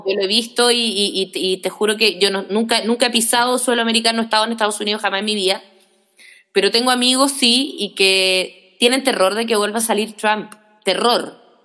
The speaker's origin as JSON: {"language": "Spanish", "town": "Punta Arenas", "region": "Magallanes and Chilean Antarctica", "country": "Chile", "tie": "born or raised there", "said": "yo soy magallánica y en Punta Arenas se veían eh, TVN, creo, y los canales argentinos"}